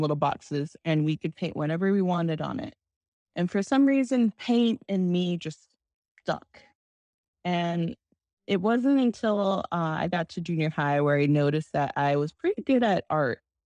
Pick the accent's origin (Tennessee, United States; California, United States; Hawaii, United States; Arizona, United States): Arizona, United States; I come from Arizona